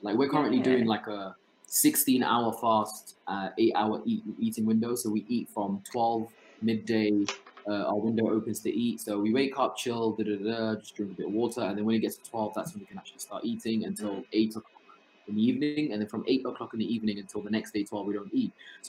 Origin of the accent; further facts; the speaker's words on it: Somalia; Yeah, that's literally like me growing up in Somalia.